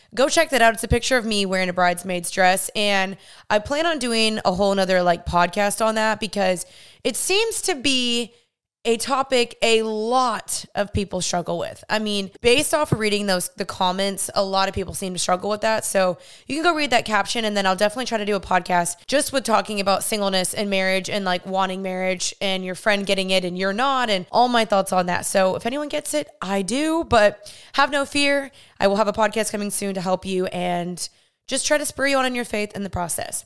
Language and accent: English; Dallas, Texas, United States; I grew up in Dallas, Texas, born and raised here